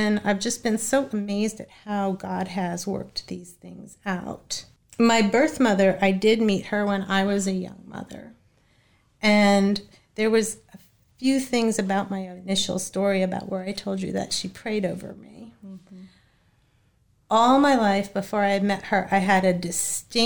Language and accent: English; Boston, Massachusetts, United States; I was born in Boston, Massachusetts